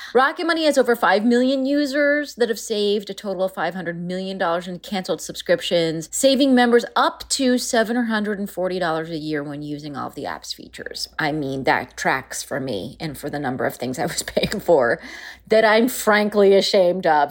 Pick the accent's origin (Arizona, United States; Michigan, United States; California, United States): California, United States; Palm Springs; who I grew up with in Yale, Palm Springs, California